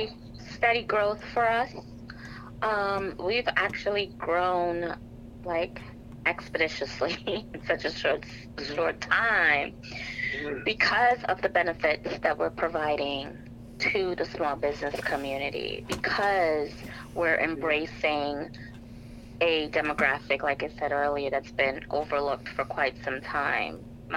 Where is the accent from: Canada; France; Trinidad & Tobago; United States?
Trinidad & Tobago; So I am Trinidadian, and in our culture, the steel pan or the steel drum is part of our culture, is part of our music